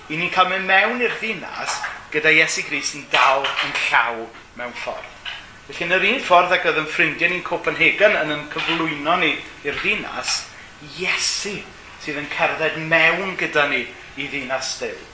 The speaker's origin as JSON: {"language": "Welsh", "area": "Gomes Coch", "region": "Wales", "country": "United Kingdom", "lives_now": "Caernarfon, United Kingdom", "said": "dwi'n dod o Gomes Coch ac yn byw yng Nghernarfon."}